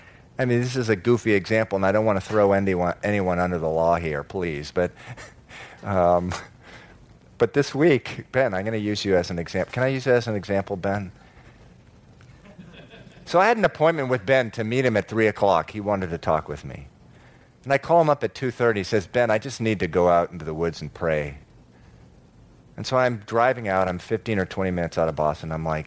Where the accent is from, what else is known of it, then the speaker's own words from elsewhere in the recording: Venezuela; moved away; also born or lived in Massachusetts, United States; You know, I was born in Massachusetts, moved down to Venezuela when I was 9, and it was awfully strange.